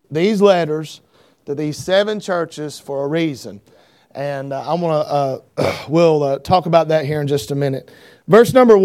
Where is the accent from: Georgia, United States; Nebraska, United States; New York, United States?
Georgia, United States; North; I grew up in North Georgia, and I thank God for where I grew up, how I was raised